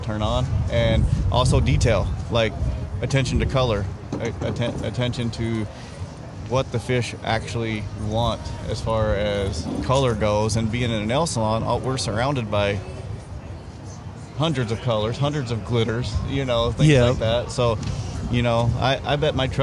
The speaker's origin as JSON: {"language": "English", "region": "Arkansas", "country": "United States", "tie": "born or raised there", "moved": "as an adult", "lives_now": "Fargo, United States", "said": "originally I'm from Arkansas. So, I mean, I grew up fishing on small farm ponds down there"}